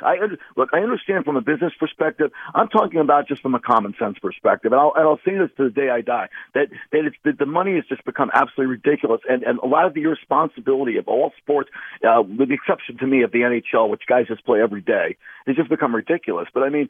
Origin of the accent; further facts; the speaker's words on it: Westchester, New York, United States; as a 57-year-old man who grew up watching the Yankees my whole life, you know, born and raised in Westchester, going to games in the Bronx.